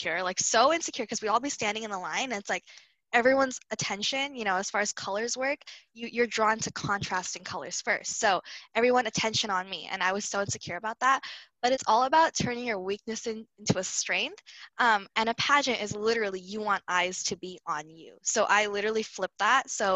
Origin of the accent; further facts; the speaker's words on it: United States; But we also have one foot in being American